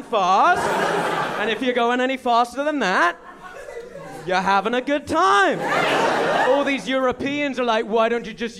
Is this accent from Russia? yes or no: no; England, United Kingdom; moved away as an adult; also born or lived in Manchester; now in United States; I'm from England, but I live in America.